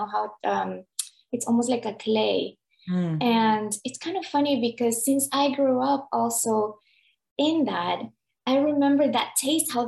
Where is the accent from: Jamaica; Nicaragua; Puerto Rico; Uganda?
Nicaragua; moved away; I'm from Nicaragua.